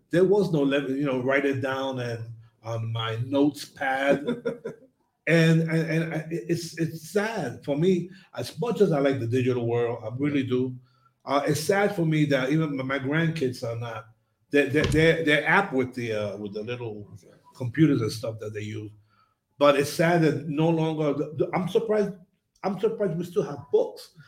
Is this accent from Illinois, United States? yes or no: no; New York, United States; the most significant individual when I was growing up in New York was my teacher